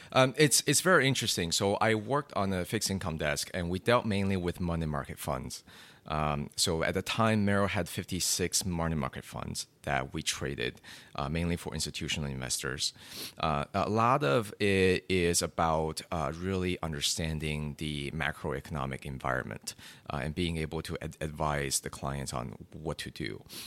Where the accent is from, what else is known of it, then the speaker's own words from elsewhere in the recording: China; growing up in China